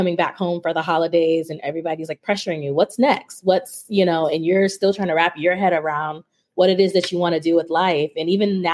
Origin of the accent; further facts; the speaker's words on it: Miami, Florida, United States; now in Maryland, United States; I'm originally from Miami